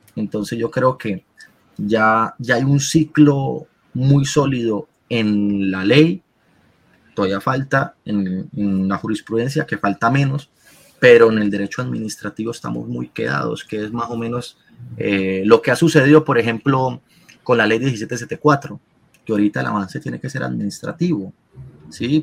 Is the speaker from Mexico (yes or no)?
no; Colombia; Nosotros, como colombianos